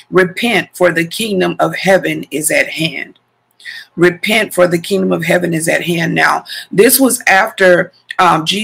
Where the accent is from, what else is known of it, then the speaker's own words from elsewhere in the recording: Missouri, United States; born there; also born or lived in Texas; and I've lived in Texas twice in my life, and I was born in Missouri though.